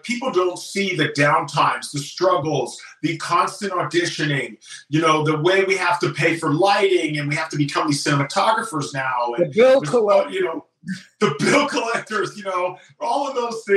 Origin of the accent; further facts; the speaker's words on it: Bay Area, California, United States; now in Los Angeles, United States; I'm from the Bay Area